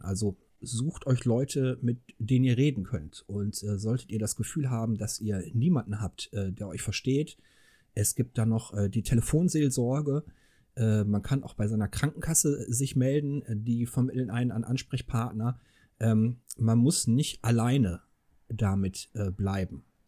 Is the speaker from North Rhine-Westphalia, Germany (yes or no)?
yes; Ruhr area, North Rhine-Westphalia, Germany; now in Engelskirchen, Germany; ich bin ja im Ruhrgebiet geboren worden